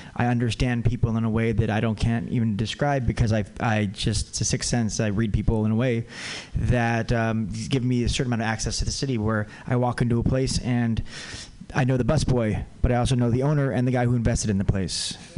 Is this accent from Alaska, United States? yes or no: no; California, United States; also born or lived in Santa Cruz, California; now in San Francisco, United States; I also grew up on the border and I also went to Santa Cruz. Uh, so I'm, I'm a Californian